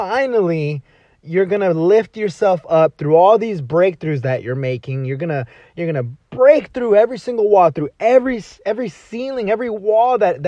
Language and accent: English; Dallas, Texas, United States; moved away as an adult; also born or lived in Los Angeles, California; now in California, United States; I was born and raised in Dallas, Texas